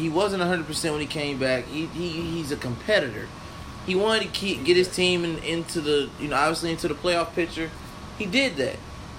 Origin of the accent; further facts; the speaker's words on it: Indianapolis, Indiana, United States; I am from Indianapolis, Indiana. Born and raised. I love my city.